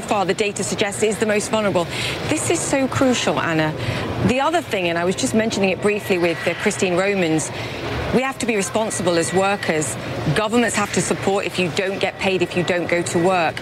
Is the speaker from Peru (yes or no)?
no; United Kingdom; I'm a Brit